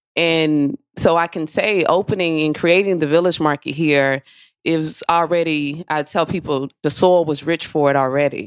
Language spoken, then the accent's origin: English; Mississippi, United States; I am from Mississippi